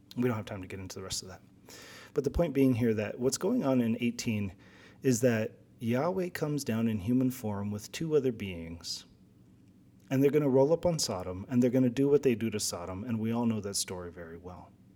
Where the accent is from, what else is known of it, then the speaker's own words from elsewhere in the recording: Guam; moved away; So I'm from Guam originally.